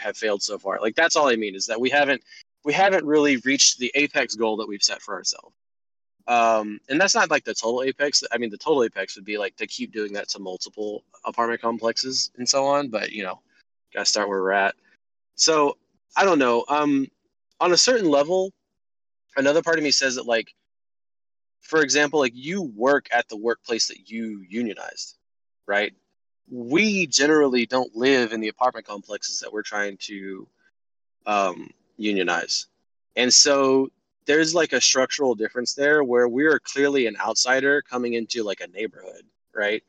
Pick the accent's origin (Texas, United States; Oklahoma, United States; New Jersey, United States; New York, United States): Texas, United States; moved away as an adult; now in Augusta, United States; I'm from Texas, but from the South